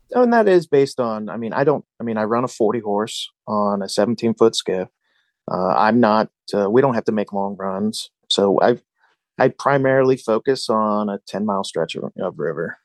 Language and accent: English; Cincinnati, Ohio, United States; Growing up in Cincinnati